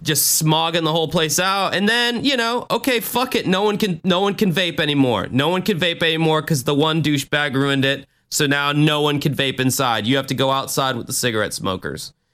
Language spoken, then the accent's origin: English; United States; me being American